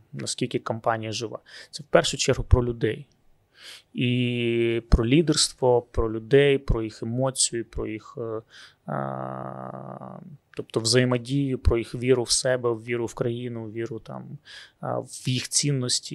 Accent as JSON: {"language": "Ukrainian", "town": "Luhansk", "region": "Luhansk Oblast", "country": "Ukraine", "moved": "yes", "said": "я сам з Луганська"}